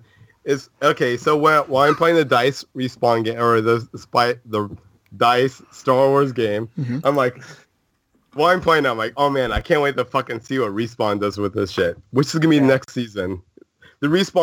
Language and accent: English; California, United States; I grew up in California